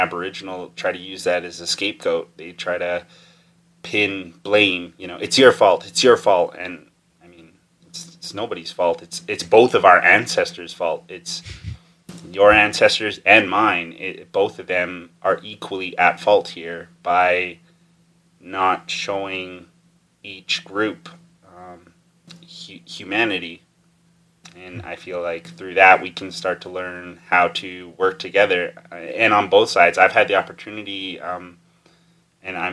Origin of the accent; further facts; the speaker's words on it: Tsuut'ina Nation, Alberta, Canada; I've been born and raised in my home of Tutsina my whole life